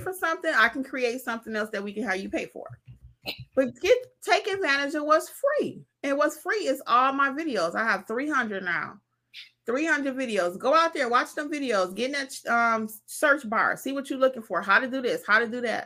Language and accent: English; Detroit, Michigan, United States; moved away; also born or lived in the South; I'm from Detroit originally